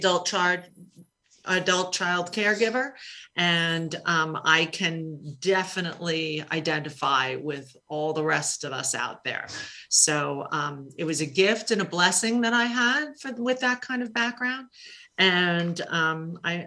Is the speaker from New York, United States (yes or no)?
yes; New York City, New York, United States; I grew up in Queens